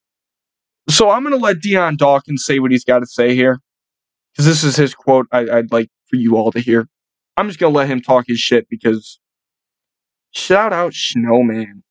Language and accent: English; Buffalo, New York, United States; We're from Buffalo